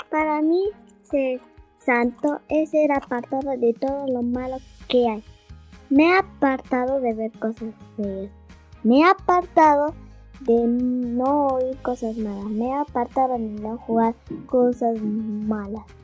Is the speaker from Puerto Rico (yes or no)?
no; Argentina; Hola amigos … Soy de Argentina.